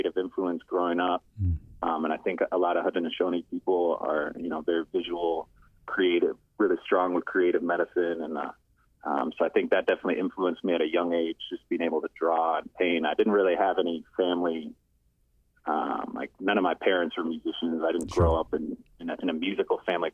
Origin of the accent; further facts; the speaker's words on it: Minneapolis, Minnesota, United States; moved away as an adult; also born or lived in St. Paul, Minnesota; now in Chicago, United States; I grew up in Minneapolis, Minnesota, and I lived there most of my life.